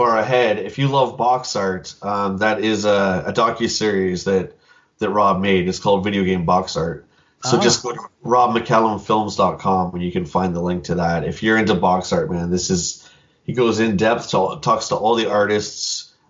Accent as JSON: {"language": "English", "town": "London", "region": "Ontario", "country": "Canada", "tie": "born or raised there", "said": "That was in my hometown here. That was, I think, on the last day. We did one more trip to the local shops in our town of London here."}